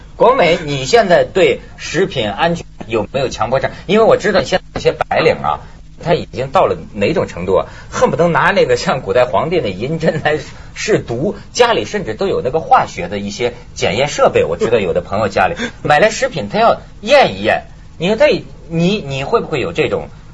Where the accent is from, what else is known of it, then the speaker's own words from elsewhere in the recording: China; 我们中国人